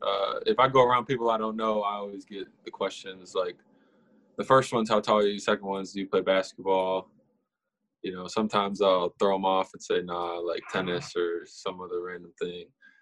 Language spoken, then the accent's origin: English; Minneapolis, Minnesota, United States; I'm from Minneapolis, Minnesota.